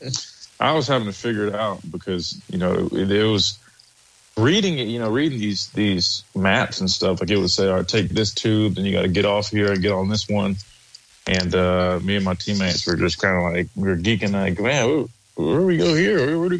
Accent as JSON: {"language": "English", "town": "Columbia", "region": "South Carolina", "country": "United States", "said": "I'm from Columbia, South Carolina."}